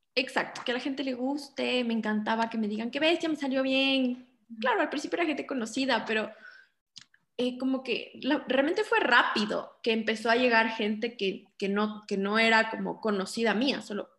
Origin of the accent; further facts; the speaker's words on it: Quito, Pichincha, Ecuador; soy de Quito, vivo en Quito, siempre he estado aquí